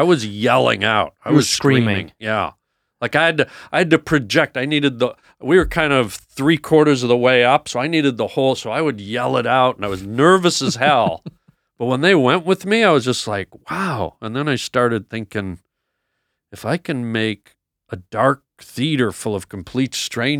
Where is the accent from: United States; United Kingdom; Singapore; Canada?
Canada; It was tough. It was tough. I went to a boarding school, and I didn't know if I'd make it through.